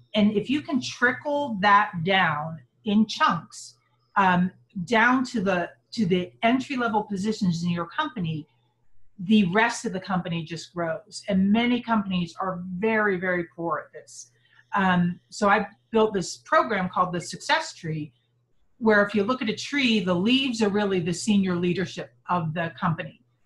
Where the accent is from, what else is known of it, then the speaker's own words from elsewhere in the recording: Pittsburgh, Pennsylvania, United States; moved away as an adult; now in Salt Lake City, United States; I was brought up on the East Coast in Pittsburgh, Pennsylvania